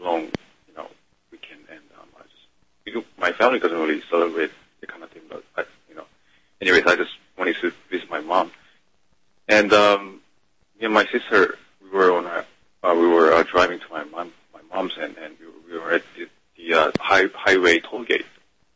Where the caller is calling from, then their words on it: Seoul, South Korea; I'm calling from Seoul, South Korea